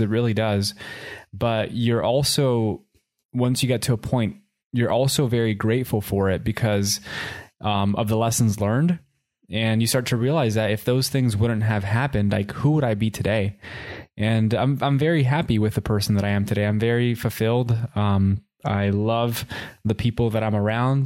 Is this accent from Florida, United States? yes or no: yes; Miami, Florida, United States; also born or lived in Puerto Rico; when we moved from Puerto Rico to Miami, I was about two years old. And I was raised in Miami.